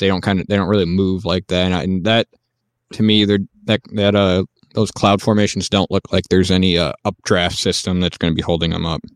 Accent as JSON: {"language": "English", "country": "United States", "said": "as an American"}